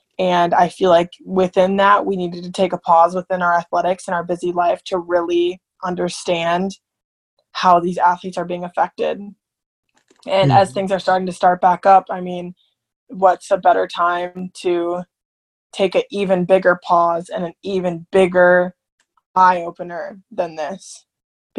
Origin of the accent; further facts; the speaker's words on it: Minneapolis, Minnesota, United States; moved away as an adult; now in Manhattan, Kansas, United States; I'm from Minneapolis